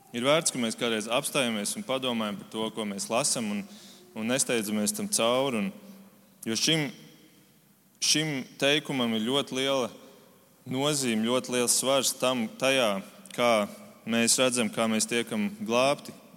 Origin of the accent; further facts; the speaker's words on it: Germany; now in Latvia; Tad, kad es vēl dzīvoju Vācijā, es esmu uzaugusi Vācijā